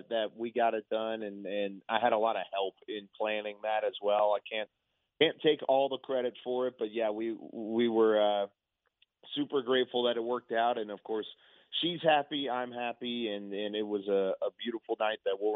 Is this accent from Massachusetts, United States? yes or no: no; Waco, Texas, United States; also born or lived in Denton, Texas; I'm born and raised in Waco, down there in the area, and then I, went to school at North Texas at, at UNT